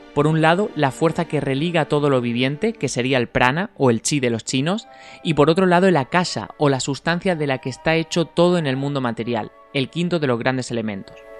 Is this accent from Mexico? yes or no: no; Spain; nosotros en España